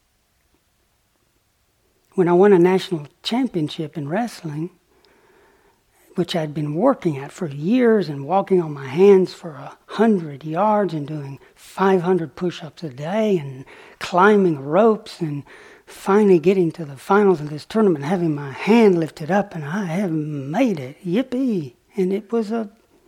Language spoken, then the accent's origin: English; the South, United States; moved away as an adult; also born or lived in Oxford; Growing up in the South